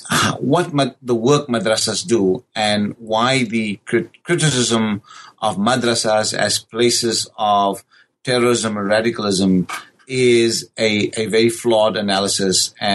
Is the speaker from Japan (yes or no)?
no; South Africa; born and raised in South Africa, the question of your existential presence in South Africa as a person of a brown skin in a white-dominated South Africa